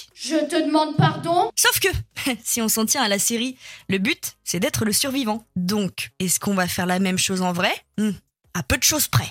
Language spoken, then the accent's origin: French; France; chez nous, en France